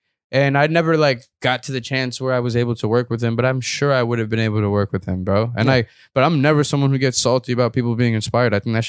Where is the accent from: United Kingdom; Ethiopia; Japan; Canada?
Ethiopia; I grew up in Ethiopia, like I told you.